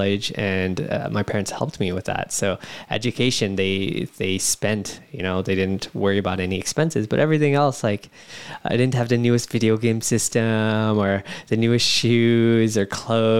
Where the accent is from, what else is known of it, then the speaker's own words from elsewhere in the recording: San Jose, California, United States; born and raised in San Jose, California, up north